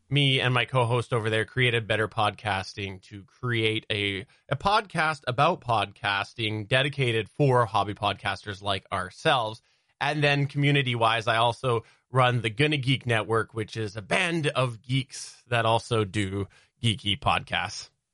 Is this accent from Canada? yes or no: yes; Canada; I have grown up in the same city in Canada